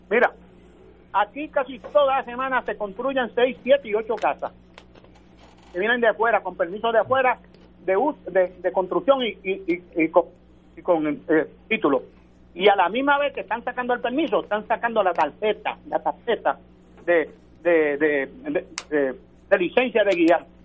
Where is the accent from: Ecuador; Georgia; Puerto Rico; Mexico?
Puerto Rico; porque nosotros somos puertorriqueños.